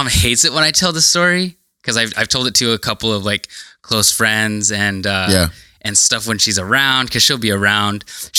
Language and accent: English; Salem, Oregon, United States; also born or lived in Kennewick, Washington; now in Portland, United States; So I was born in Kennewick, Washington, uh-huh. And then shortly after moved to Salem. So I grew up in Salem, Salem, Oregon, and that's literally 40 minutes here from Portland. And that's where I grew up.